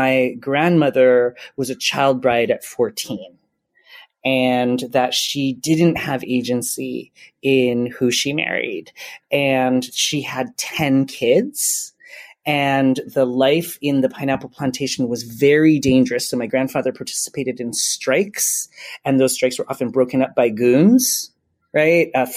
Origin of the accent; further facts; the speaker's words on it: Hawaii, United States; I grew up in Hawaii and I love being from Hawaii